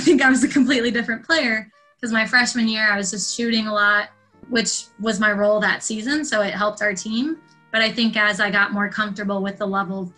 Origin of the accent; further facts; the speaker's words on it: northwest suburbs of Chicago, Illinois, United States; growing up in Illinois with them, it was just basketball all the time